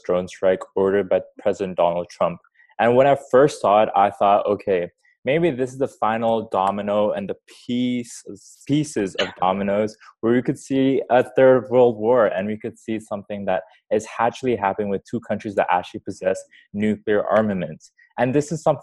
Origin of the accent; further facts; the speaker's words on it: Malaysia; I'm from Malaysia.